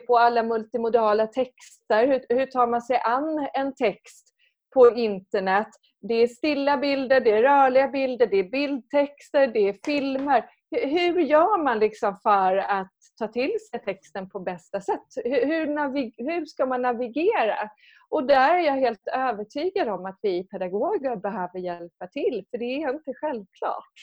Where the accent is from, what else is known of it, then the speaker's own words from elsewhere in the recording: Skåne, Sweden; moved away as an adult; now in Stockholm, Sweden; jag är från Skåne